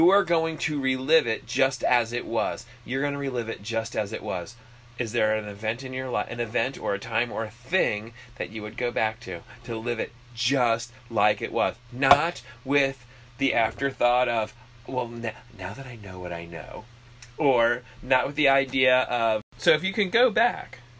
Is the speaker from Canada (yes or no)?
yes; Canada; Wait, he's Canadian? I'm Canadian.